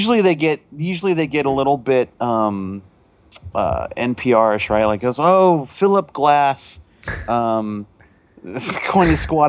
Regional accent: West Des Moines, Iowa, United States; I grew up in West Des Moines, yeah.

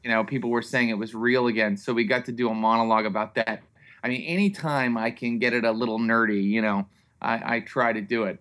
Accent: Morgantown, West Virginia, United States; I'm from Morgantown, West Virginia.

